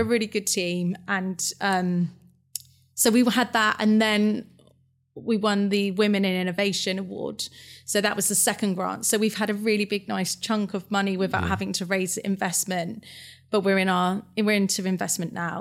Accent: Fleet, South East England, United Kingdom; I'm from Hampshire. Yeah. A place called Fleet.

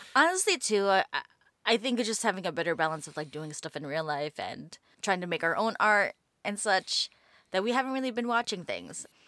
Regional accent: New York City, New York, United States; I grew up in New York City

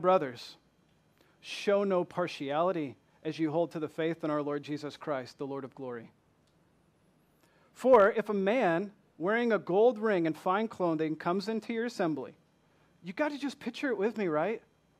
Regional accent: Michigan, United States; accent: southern; I am not from here. I'm from Michigan, although people from Michigan no longer say that I sound like I'm from Michigan. They say I'm from the deep south with my southern accent.

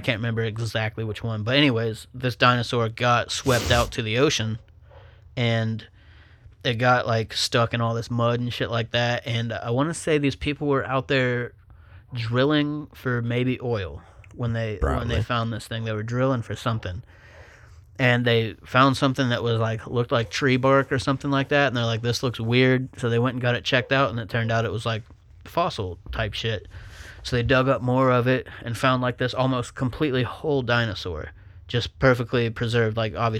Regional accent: Buckeye Lake, Ohio, United States; Yeah, so obviously we grew up on Cliff Street, Buckeye Lake.

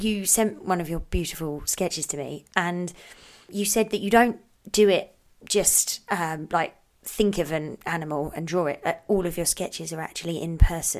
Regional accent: United Kingdom; now in Canada; I'm British

